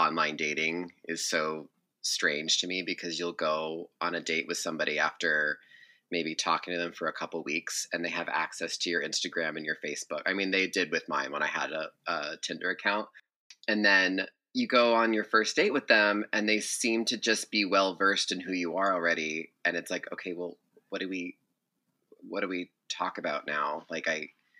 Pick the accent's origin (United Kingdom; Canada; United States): United States; Massachusetts; I'm from Massachusetts